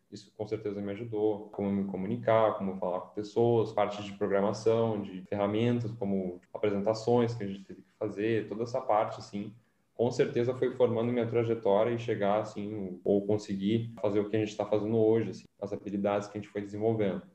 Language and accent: Portuguese; São Paulo, Brazil; sou natural de São Paulo